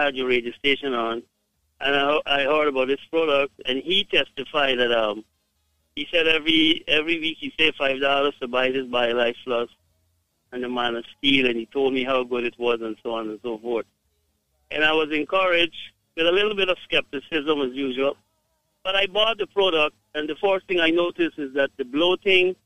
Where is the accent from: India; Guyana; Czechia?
Guyana; I am from Guyana